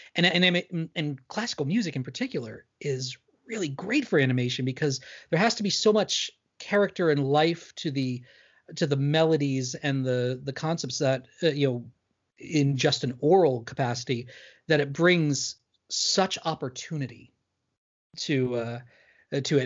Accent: New York, United States; I'm from New York

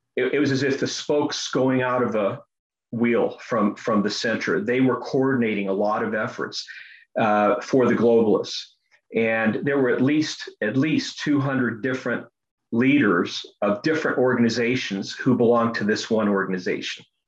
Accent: United States; I was born in the United States, but my father fled from the communists at the age of 12 in Croatia

